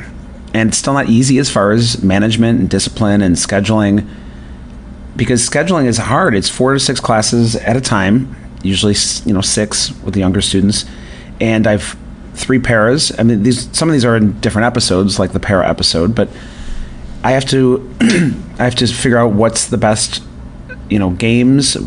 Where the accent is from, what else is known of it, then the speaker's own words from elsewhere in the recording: north near Buffalo, New York, United States; moved away; I grew up north near Buffalo, New York